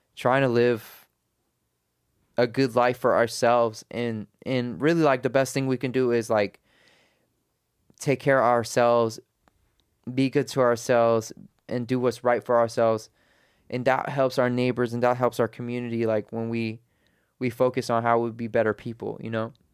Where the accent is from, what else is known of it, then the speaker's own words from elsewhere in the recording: United States; I was born in America, my parents are Afghan